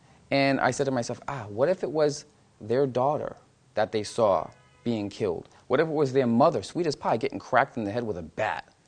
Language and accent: English; Massachusetts, United States; moved away; growing up in my hometown of Massachusetts